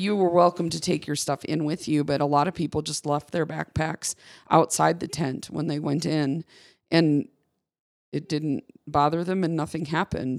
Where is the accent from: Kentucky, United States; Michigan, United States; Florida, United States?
Michigan, United States; I grew up in Michigan